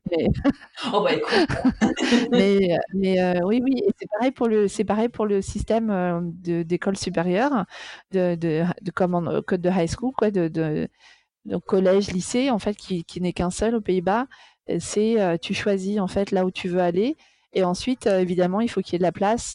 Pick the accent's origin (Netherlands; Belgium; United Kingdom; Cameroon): Netherlands; Amsterdam, North Holland; moved away; also born or lived in Paris; j'ai grandi à Amsterdam